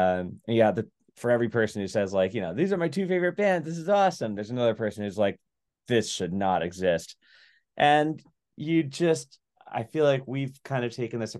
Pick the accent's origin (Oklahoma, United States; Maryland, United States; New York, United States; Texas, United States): New York, United States; Long Island; now in Massachusetts, United States; I didn't grow up in Boston or Massachusetts. I grew up in Long Island. I mean, I've been here for like 15 years